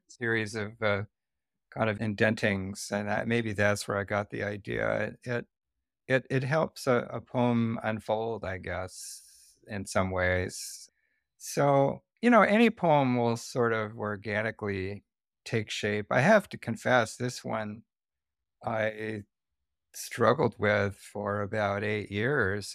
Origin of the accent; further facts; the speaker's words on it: the Northwest, Pacific Northwest, United States; moved away as an adult; also born or lived in Santa Barbara, California; I am from the Northwest